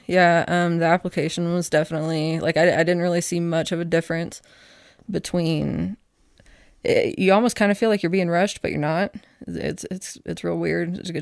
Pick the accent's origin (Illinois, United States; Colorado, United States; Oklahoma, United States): Oklahoma, United States; Oklahoma City; now in Casper, United States; I grew up in Oklahoma City